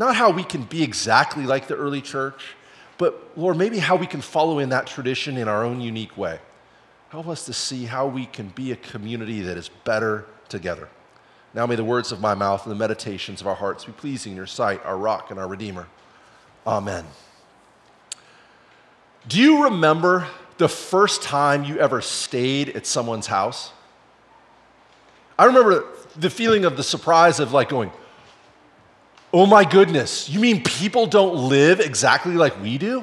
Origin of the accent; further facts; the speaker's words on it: the Northwest, Pacific Northwest, United States; I grew up in the Northwest